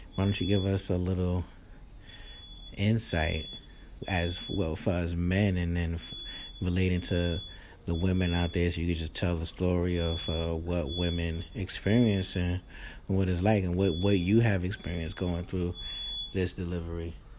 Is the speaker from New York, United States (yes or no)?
yes; New York City, New York, United States; I'm from Queens, New York